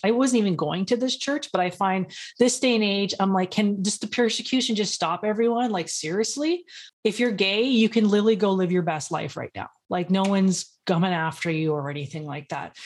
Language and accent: English; Los Angeles, California, United States; I'm from Los Angeles, so I've seen a lot of poverty and ghetto and all that kinda stuff.